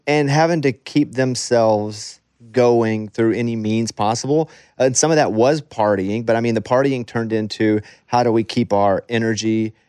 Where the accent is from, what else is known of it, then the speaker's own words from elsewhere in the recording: the South, United States; growing up in the South